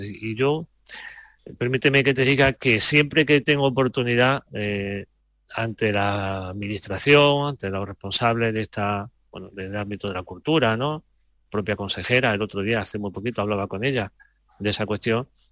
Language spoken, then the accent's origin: Spanish; Andalusia, Spain; como andaluz, porque me siento andaluz.